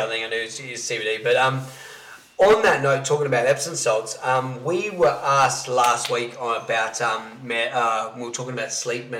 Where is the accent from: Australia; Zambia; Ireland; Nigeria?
Australia; Salisbury, South Australia; I'm from Salisbury.